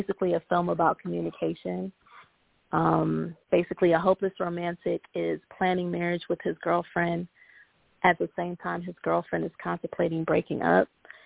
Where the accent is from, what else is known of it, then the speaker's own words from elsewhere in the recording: Cleveland, Ohio, United States; my hometown, Cleveland